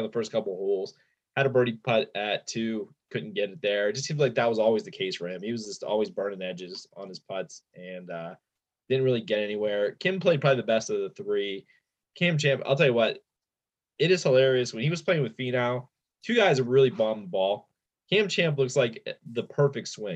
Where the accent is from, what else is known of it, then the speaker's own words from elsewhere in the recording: Pennsylvania, United States; we're all from Pennsylvania